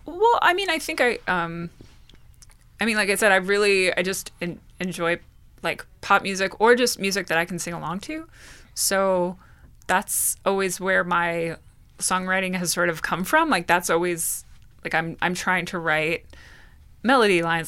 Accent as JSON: {"language": "English", "town": "Bridgewater", "region": "New Jersey", "country": "United States", "tie": "born or raised there", "said": "I grew up in Bridgewater. I grew up in Martinsville, which is part of Bridgewater Township"}